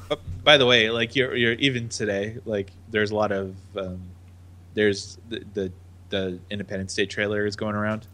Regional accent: United States; I am the American

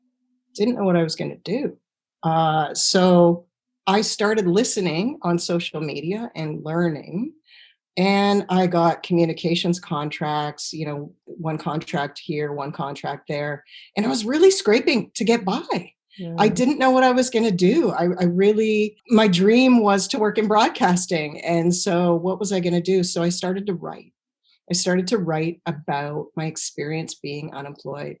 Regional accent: Stratford, Ontario, Canada; moved away as an adult; I grew up in Stratford, Ontario, which is the home of the Shakespearean Festival

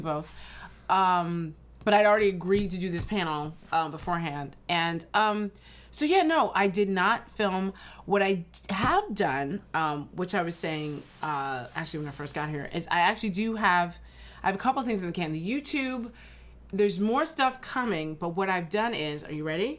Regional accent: Ridgewood, New Jersey, United States; also born or lived in New York; I actually grew up in Ridgewood, New Jersey

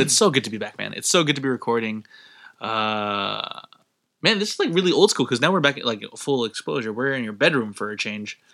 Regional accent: Philippines; my home country

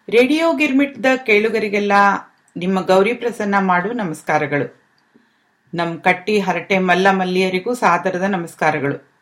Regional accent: land of Basavanna, Karnataka, India; now in London, United Kingdom; ನಾನು ಬಸವನ ನಾಡಿನವಳು ಅನ್ನೋ ಹೆಮ್ಮೆ ನಂದು

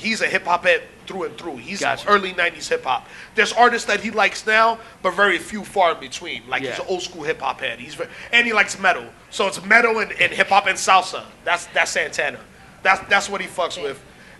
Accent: New York City, New York, United States; I grew up in Manhattan.

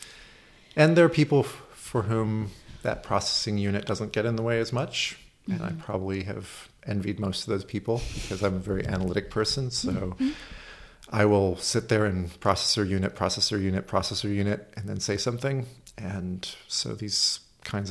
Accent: Oakland, California, United States; I live over in Oakland

